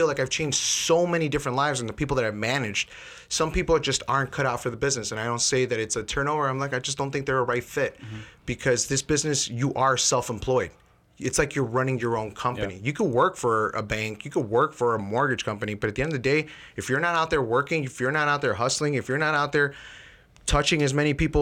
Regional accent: Chicago, Illinois, United States; also born or lived in Elmwood Park; we grew up in Chicago

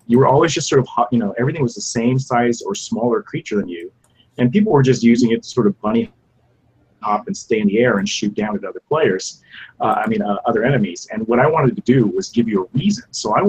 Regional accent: Japan; I grew up in Japan, right? So I was watching these movies as a kid in Japan in the theaters, like Ultraman.

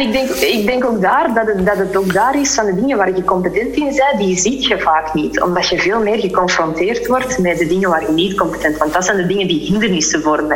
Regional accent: Flanders, Belgium; moved away as an adult; also born or lived in Spain; wij als Vlamingen

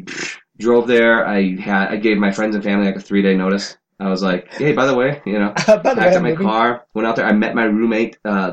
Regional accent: North Dakota, United States; First of all, North Dakota.

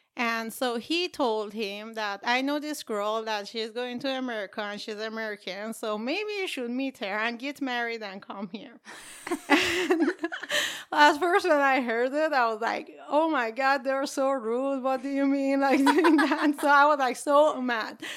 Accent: Iran; now in United States; I grew up in Iran or Iran

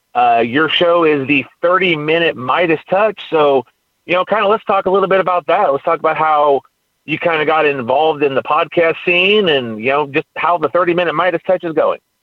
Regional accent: California, United States; now in Texas, United States; I'm from California.

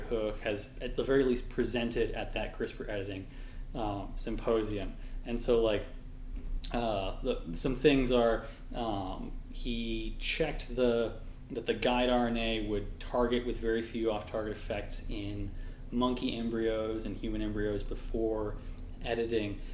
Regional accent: California, United States; I'm from California, so just like West Coast, Best Coast

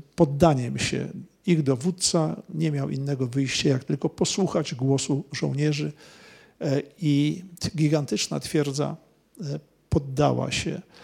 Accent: Poland; jestem z Polski

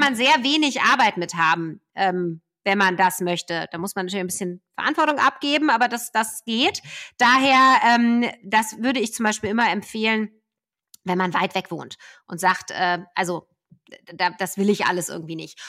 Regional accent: Ruhr area, North Rhine-Westphalia, Germany; ich bin selber ein Kind des Ruhrgebiets

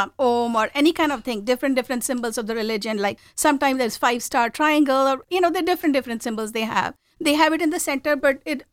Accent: India; moved away as an adult; I come from a very traditional family. I was born and brought up in India, and I moved here very early on. Like, I was 21 when I got married, and I moved here.

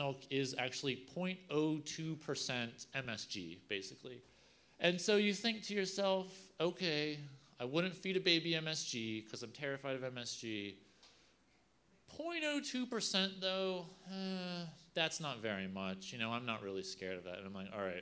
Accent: Virginia, United States; I'm from Virginia. We love cured ham there.

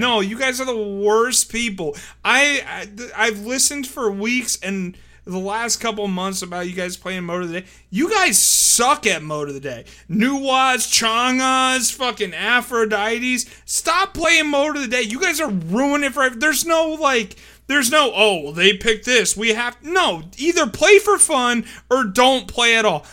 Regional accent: La Plata, Maryland, United States; That was my high school. I graduated, La Plata High School, class of oh nine

